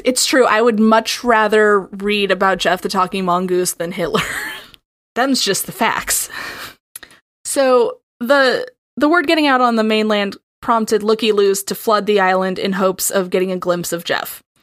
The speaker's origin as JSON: {"language": "English", "region": "Midwest", "country": "United States", "accent": "Midwestern", "said": "my perfect Midwestern accent"}